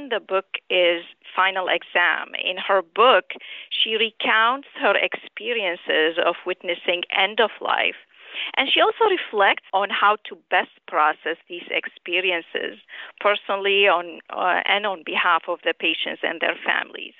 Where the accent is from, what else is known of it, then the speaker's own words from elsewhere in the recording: Damascus, Damascus Governorate, Syria; moved away as an adult; also born or lived in Aleppo, Syria / St. Louis, United States / New Orleans, United States / New Jersey, United States; now in New York, United States; I grew up in Damascus, Syria, and I immigrated to the U.S. in 1990 to finish my medical training.